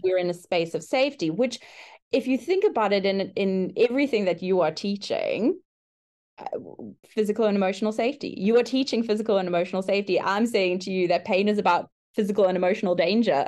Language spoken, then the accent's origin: English; South Africa; moved away as an adult; now in Brisbane, Australia; I currently work in Brisbane, Australia, but I'm originally from South Africa. We've been living in Australia for the last two years